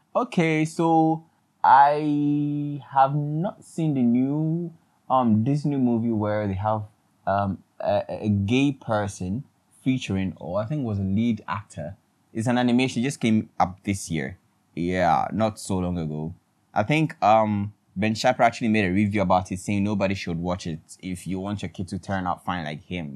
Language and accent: English; Ghana; I'm in Ghana, everybody, and I'm a Ghanaian.